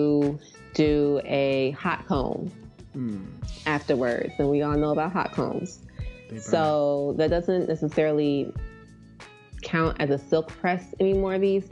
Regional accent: near Philadelphia, Pennsylvania, United States; I grew up near Philly

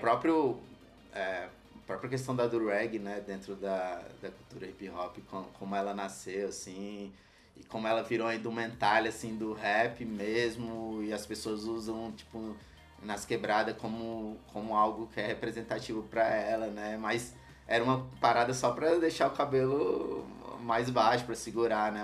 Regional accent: Ceilândia, Federal District, Brazil; Sou nascido no HRC, Hospital Regional da Ceilândia, criado na Ceilândia Norte, em Taguatinga Norte, no setor QNJ

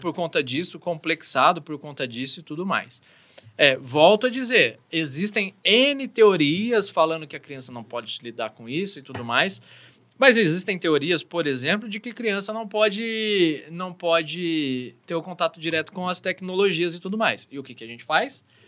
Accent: São Paulo, Brazil; eu sou de São Paulo

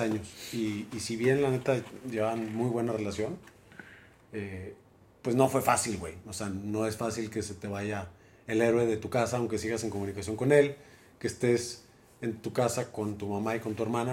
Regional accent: Guadalajara, Jalisco, Mexico; nací en la Perra Tapatía, en Guadalajara, Jalisco, un 5 de junio de 1976. 76. hoy hace 47 años y algunos meses. Y pues nada, en la perla tapatía, soy tapatío.

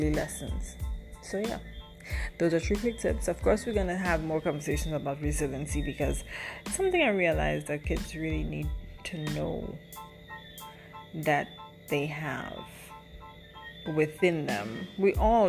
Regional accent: Saint David, Grenada; I'm from St. David's

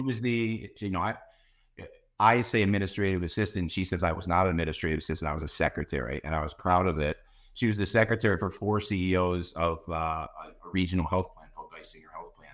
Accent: Mifflinville, Pennsylvania, United States; now in Bethlehem, United States; I was born and raised in a, in a town called Mifflinville, Pennsylvania

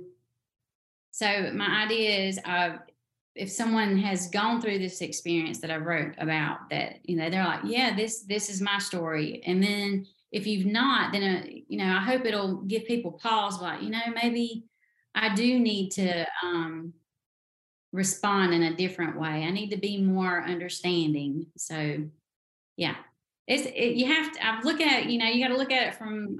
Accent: the South, United States; in the South, we have our own language.

